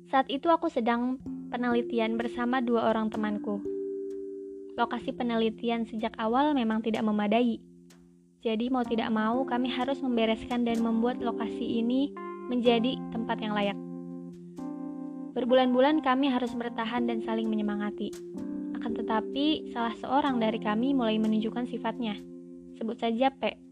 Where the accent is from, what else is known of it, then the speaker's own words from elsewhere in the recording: Sumatra, Indonesia; moved away as an adult; Long story short, aku berasal dari Pulau Sumatera dan merantau ke Pulau Jawa untuk melanjutkan studi. Aku mengalami culture shock, bahkan ketika sudah empat tahun kuliah di sini